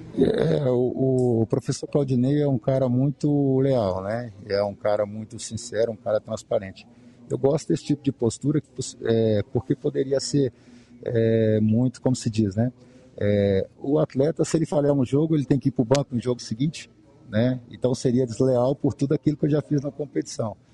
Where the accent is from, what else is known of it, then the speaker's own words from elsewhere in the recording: Contagem, Minas Gerais, Brazil; moved away; eu sou mineiro, sou de Contagem, região metropolitana de Belo Horizonte